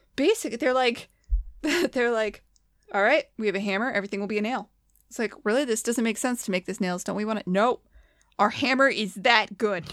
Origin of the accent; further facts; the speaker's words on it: United States; As an American